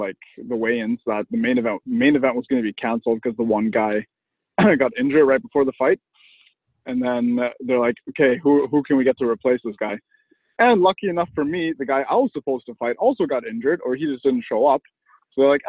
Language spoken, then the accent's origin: English; Germany; also born or lived in Kazakhstan; now in Chilliwack, Canada; I was born in Kazakhstan, but I grew up in Germany, so I'm half Russian and half German